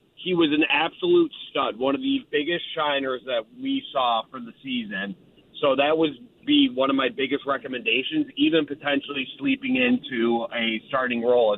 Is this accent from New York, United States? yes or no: yes; Buffalo, New York, United States; So I'm from Buffalo